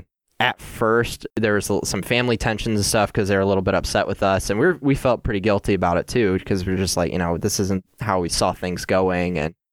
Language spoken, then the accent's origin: English; Gaylord, Michigan, United States; Chloe and I are both from Northern Michigan. I grew up in Gaylord.